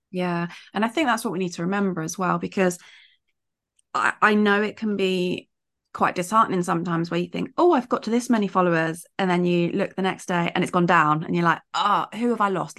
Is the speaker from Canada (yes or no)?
no; United Kingdom; as British